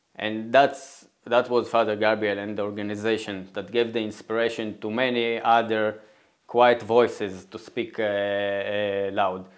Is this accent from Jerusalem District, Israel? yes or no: no; Nof HaGalil, Northern District, Israel; I, was born and raised in Nazareth Elit. That's the Jewish town next to Nazareth